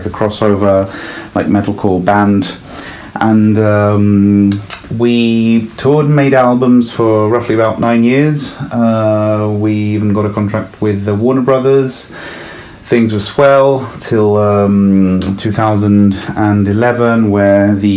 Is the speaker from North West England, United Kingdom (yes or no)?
no; London, United Kingdom; born or raised there; also born or lived in Italy